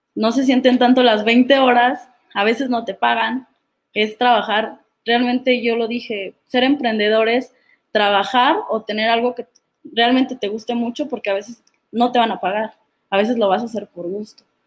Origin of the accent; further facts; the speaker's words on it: Sahuayo, Michoacán, Mexico; yo soy de Zaguayo, Michoacán